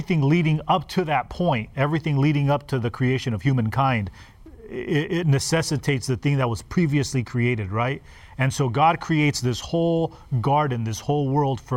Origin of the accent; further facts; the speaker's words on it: Los Angeles, California, United States; I grew up in Los Angeles, and we were in an apartment